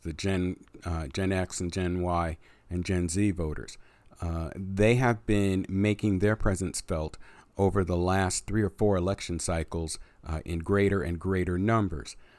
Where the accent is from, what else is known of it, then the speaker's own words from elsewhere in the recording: United States; we as the American voters